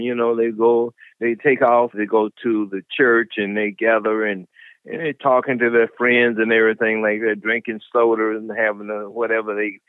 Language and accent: English; Tuskegee, Alabama, United States; I am 75 years young. I grew up in Tuskegee, Alabama, with my grandfather.